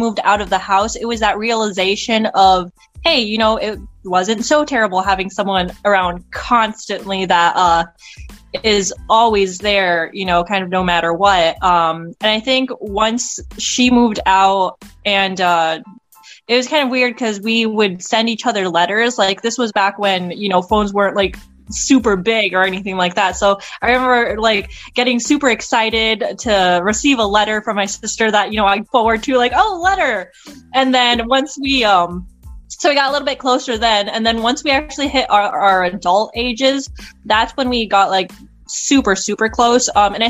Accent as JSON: {"language": "English", "country": "Mexico", "first_language": "Spanish", "second_language": "English", "said": "Mexican pretty much. So yeah, that would make me Hispanic. And I am fluent in Spanish. That was actually my first language."}